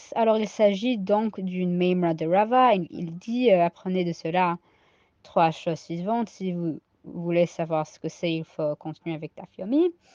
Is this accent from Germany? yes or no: no; United States; accent: American Ashkenazi; French is a second language; mon accent ashkenaz américain